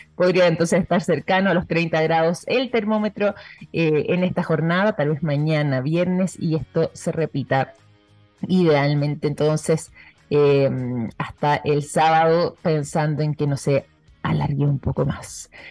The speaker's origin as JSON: {"language": "Spanish", "country": "Chile", "said": "en nuestro caso en el territorio chileno"}